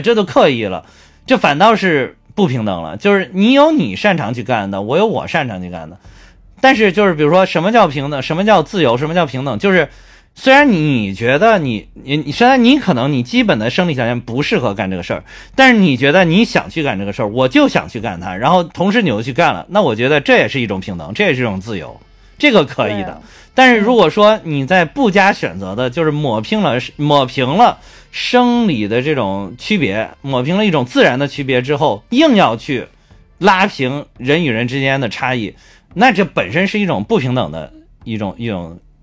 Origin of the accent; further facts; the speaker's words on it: Henan, China; 毕竟我是个河南人